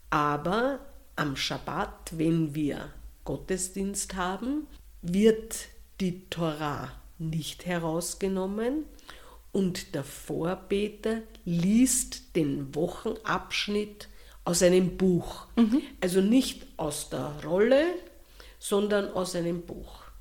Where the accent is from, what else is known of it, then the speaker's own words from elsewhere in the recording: Austria; Wir sind ja Österreicher oder sagen wir so, wir vielleicht der eine oder andere ist israelischer Staatsbürger.